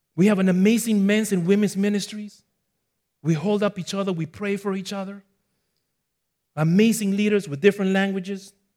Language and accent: English; Ecuador; also born or lived in Bronx, New York, United States; now in Florida, United States; I was born in the Bronx at four years old, I moved to my parents' country of origin, which is in Ecuador, South America. So that's where you notice the little accent